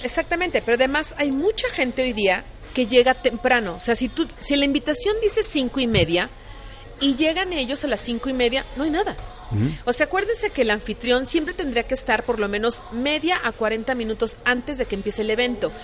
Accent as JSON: {"language": "Spanish", "country": "Mexico"}